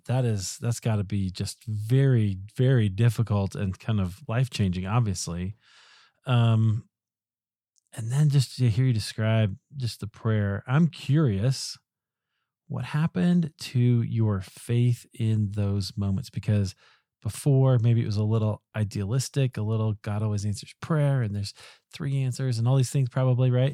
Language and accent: English; Iowa, United States; moved away; also born or lived in Highland Park, Illinois; I'm also from the Midwest, from, from Iowa